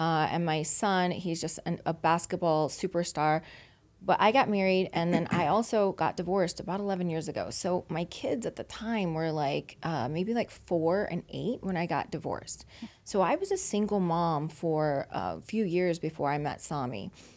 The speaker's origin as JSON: {"language": "English", "region": "Louisiana", "country": "United States", "moved": "yes", "lives_now": "Las Vegas, United States", "said": "I've been in Vegas for twenty-two years, but I'm originally from Louisiana"}